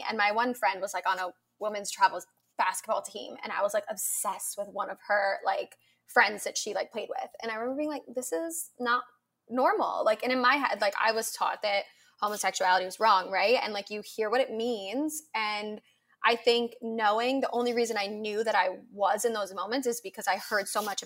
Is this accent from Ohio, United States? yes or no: yes; suburb outside of Cleveland, Ohio, United States; I grew up in an Ohio and like a suburb outside of Cleveland.